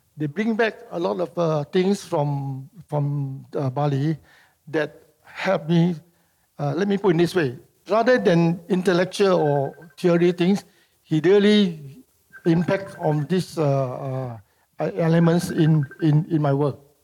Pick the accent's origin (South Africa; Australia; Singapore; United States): Singapore; born or raised there; also born or lived in Medan, Indonesia